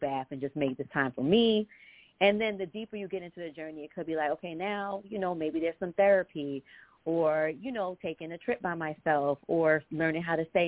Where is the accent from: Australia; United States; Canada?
United States; New York; moved away as an adult; also born or lived in Boston; now in Chicago, United States; I hail from New York, but I moved to Boston about 17 years ago and just relocated to Chicago